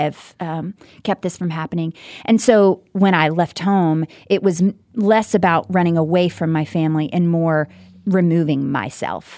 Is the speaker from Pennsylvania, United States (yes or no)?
no; Texarkana, Texas, United States; also born or lived in Louisiana; I was born in Texarkana, Texas